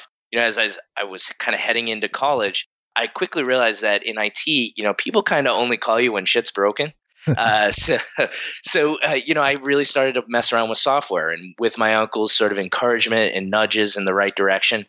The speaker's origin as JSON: {"language": "English", "town": "Bridgewater", "region": "Massachusetts", "country": "United States", "tie": "born or raised there", "said": "I grew up in the Boston area, about 40 minutes south of Boston in a town called Bridgewater"}